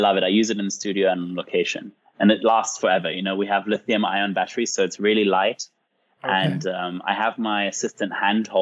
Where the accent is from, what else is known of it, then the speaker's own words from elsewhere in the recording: England, United Kingdom; I grew up in England